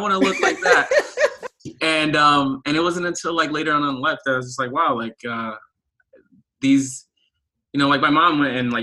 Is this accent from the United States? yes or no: no; Haiti; growing up in Haiti. I'm Haitian